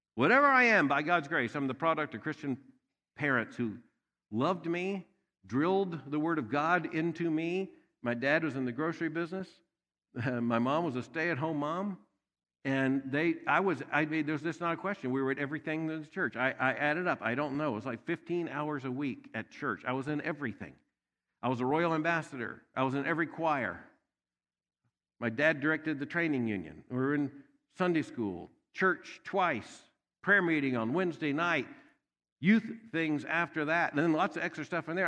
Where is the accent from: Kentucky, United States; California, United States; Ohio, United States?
Kentucky, United States; Louisville; I am from Louisville, Kentucky